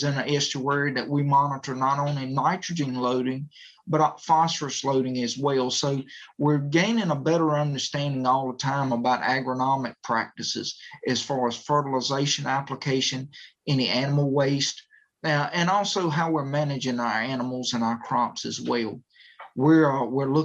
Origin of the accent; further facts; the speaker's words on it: Northeastern North Carolina, United States; I'm from Northeastern North Carolina